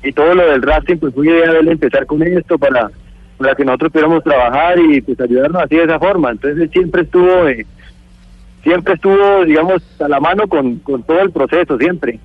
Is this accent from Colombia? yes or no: yes; Colombia; soy colombiano